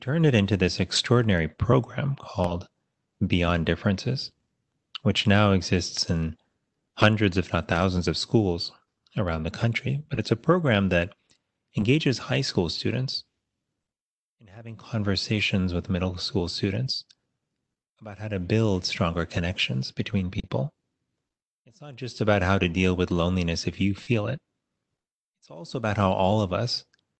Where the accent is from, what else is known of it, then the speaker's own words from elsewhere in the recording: Miami, Florida, United States; I went to public schools growing up in Miami, Florida